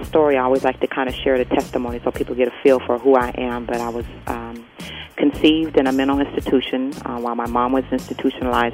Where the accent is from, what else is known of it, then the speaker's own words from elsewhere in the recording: Pacific Northwest, United States; I was born and raised in the Pacific Northwest